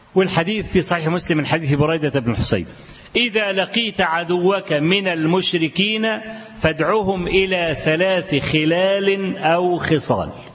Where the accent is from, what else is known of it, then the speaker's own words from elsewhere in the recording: Kafr El Sheikh Governorate, Egypt; بلدي أنا شخصيا بلدي أنا في كفر الشيخ